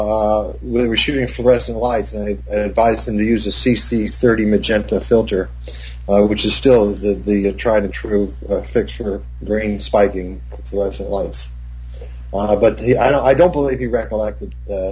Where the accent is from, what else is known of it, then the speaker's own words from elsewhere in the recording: New Jersey, United States; also born or lived in Manhattan, New York; I grew up in New Jersey